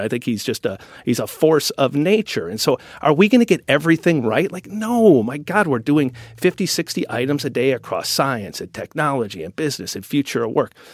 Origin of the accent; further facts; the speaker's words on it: Wisconsin, United States; accent: Wisconsin; my Wisconsin accent